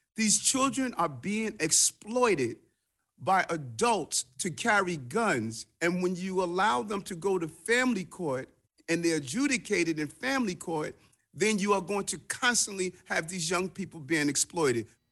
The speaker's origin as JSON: {"language": "English", "town": "Rochester", "region": "New York", "country": "United States", "tie": "born or raised there", "said": "I was raised in Rochester"}